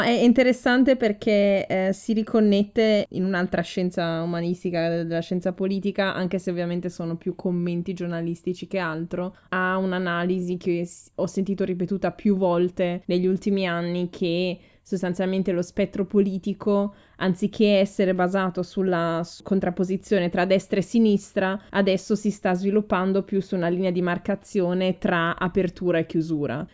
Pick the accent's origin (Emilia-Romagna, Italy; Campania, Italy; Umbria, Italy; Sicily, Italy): Emilia-Romagna, Italy; Ferrara; moved away as an adult; now in Munich, Germany; che vengo da Ferrara e vivo ormai a Monaco di Baviera da sette anni